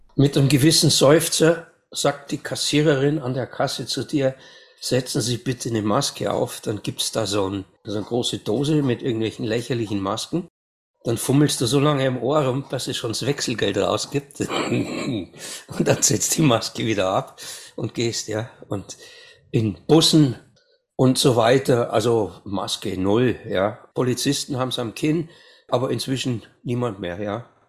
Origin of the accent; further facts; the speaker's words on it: Amberg, Bavaria, Germany; also born or lived in Munich; Ich bin in Bayern in Amberg geboren, 1958.